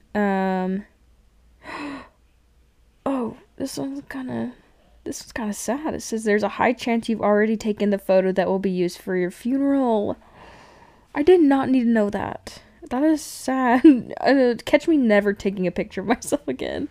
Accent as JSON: {"language": "English", "area": "Cache Valley", "region": "Utah", "country": "United States", "tie": "born or raised there", "said": "I grew up in Cache Valley area"}